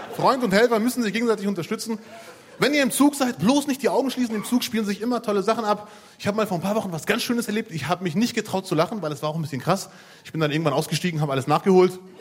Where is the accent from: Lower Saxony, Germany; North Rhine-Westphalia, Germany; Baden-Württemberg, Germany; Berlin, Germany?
North Rhine-Westphalia, Germany; Bielefeld; ich komme aus Bielefeld